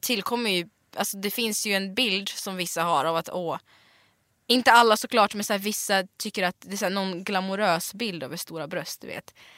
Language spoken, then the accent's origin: Swedish; Smedjebacken, Dalarna County, Sweden; Swedish is a second language; moved away as an adult; also born or lived in Siberia, Russia / Gothenburg, Sweden; när jag var uppväxt i Dalarna